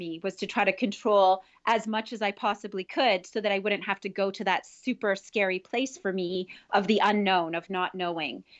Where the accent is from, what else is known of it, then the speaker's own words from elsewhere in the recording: Northern Ontario, Canada; I grew up in Northern Ontario